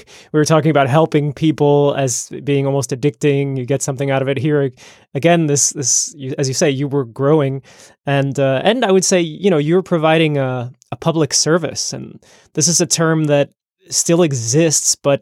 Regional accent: New York, United States; growing up in New York

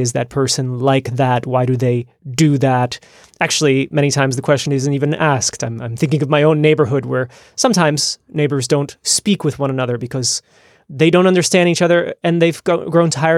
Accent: United States; moved away as an adult; now in Netherlands; I grew up in the United States

